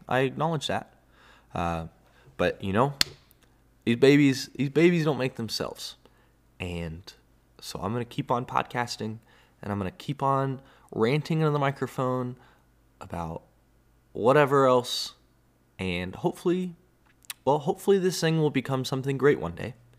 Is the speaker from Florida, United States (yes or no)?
no; Texas, United States; as a Texan myself